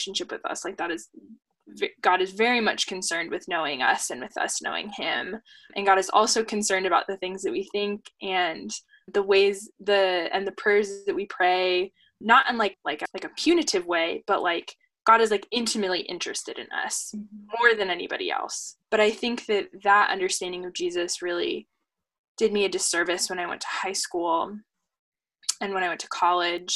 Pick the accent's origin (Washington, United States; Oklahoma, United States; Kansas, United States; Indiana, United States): Washington, United States; Seattle; living and growing up in Seattle and going to public school in Seattle